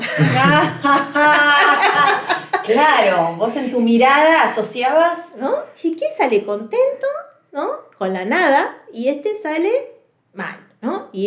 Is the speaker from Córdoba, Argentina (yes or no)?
yes; Córdoba, Argentina; also born or lived in Santa Fe; y en ese transcurso nos mudamos mucho de provincias, ¿no? Yo soy de Córdoba, después fuimos a Santa Fe, después vinimos para acá.